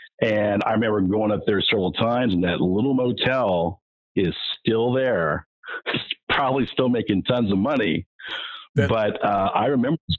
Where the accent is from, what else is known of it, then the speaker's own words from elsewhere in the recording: Anaheim, California, United States; also born or lived in Sacramento / Las Vegas; Well, we went from Air Force Base to Air Force Base. We were in Sacramento, in Anaheim, California, mainly. Nellis Air Force Base in Las Vegas, a few others.